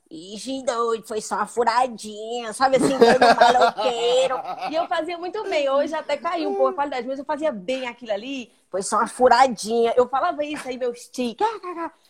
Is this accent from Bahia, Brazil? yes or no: no; Ceará, Brazil; Começar que eu sou cearense.